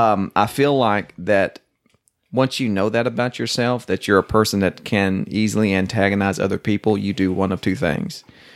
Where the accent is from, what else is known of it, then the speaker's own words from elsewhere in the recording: Oklahoma, United States; growing up in Oklahoma